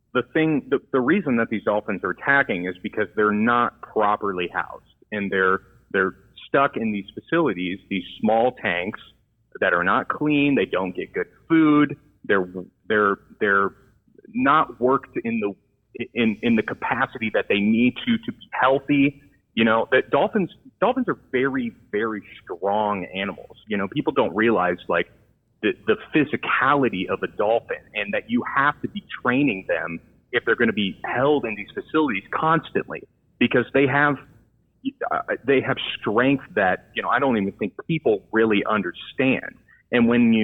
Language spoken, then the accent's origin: English; San Diego, California, United States; growing up in the San Diego area, you know, I had a lot of experience seeing the wildlife.